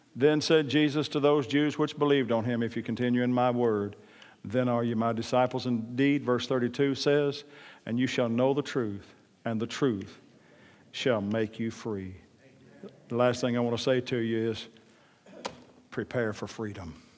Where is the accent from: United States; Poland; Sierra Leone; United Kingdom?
United States; Oklahoma; I'm from Oklahoma